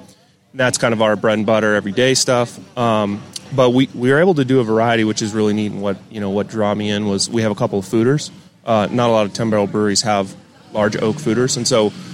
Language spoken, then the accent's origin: English; Montana, United States; now in Austin, United States; I'm originally from Montana.